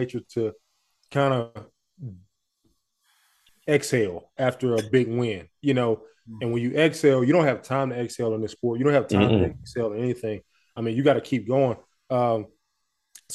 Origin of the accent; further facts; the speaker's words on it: Montgomery, Alabama, United States; moved away; I'm from Montgomery, Alabama.